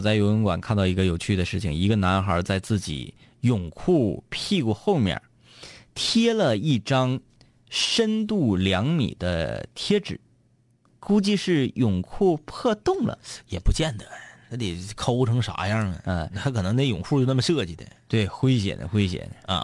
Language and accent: Chinese; Fushun, Liaoning, China; 抚顺是我老家